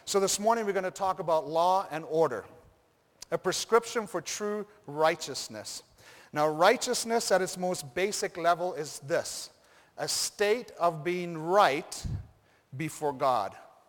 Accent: Rift Valley, Kenya; Then I thought of growing up in Africa, in Kenya, and going to high school at Rift Valley Academy.

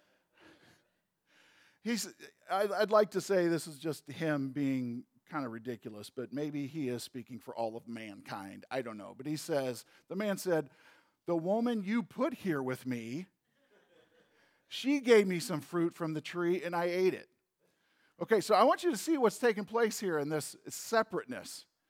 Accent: St. Louis, Missouri, United States; moved away; I grew up in St. Louis.

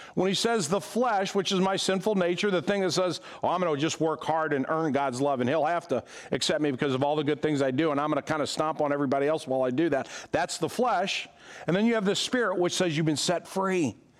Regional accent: United States; being an American

